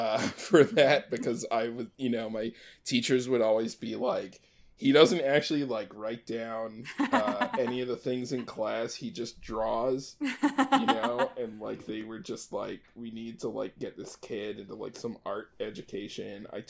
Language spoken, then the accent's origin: English; Maryland, United States; I grew up in Maryland. I grew up in a couple different places. My family moved around a lot when I was a kid, but we sort of ended up in the East Coast of the U.S. in Maryland